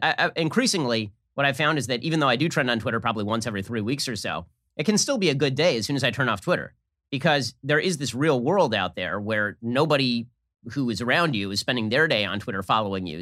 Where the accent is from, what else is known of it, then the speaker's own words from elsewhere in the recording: United States; I'm from America